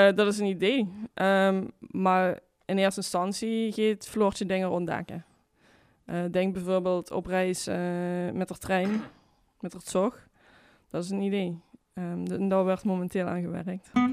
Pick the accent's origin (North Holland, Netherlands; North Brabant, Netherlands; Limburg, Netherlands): Limburg, Netherlands; Brunssum; also born or lived in Kerkrade; Ik ben geboren in Brunsum